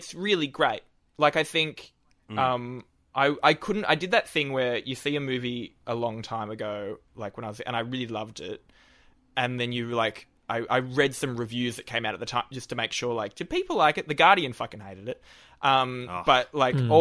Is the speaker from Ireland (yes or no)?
no; Newcastle, New South Wales, Australia; moved away as an adult; now in Sydney, Australia; after I moved from Newcastle.